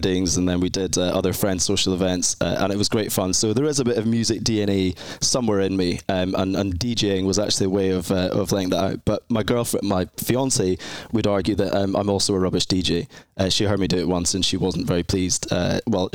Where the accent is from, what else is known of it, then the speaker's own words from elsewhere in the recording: Edinburgh, Scotland, United Kingdom; I'm from Scotland in the UK, specifically in Scotland, Edinburgh, which is the capital city. A lovely, lovely place, a real fairy tale city to kind of grow up and live in.